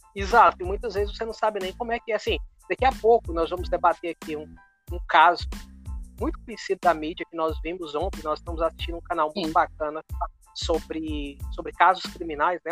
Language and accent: Portuguese; Brazil; moved away as an adult; nós nascemos num lugar, né, na cidade, somos naturais da cidade do Brasil e hoje nós estamos morando fora